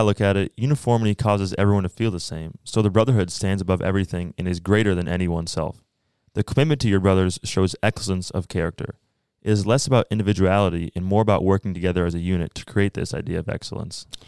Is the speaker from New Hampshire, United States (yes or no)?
yes; Bedford, New Hampshire, United States; I am from Bedford, New Hampshire, and I'm a junior at Colby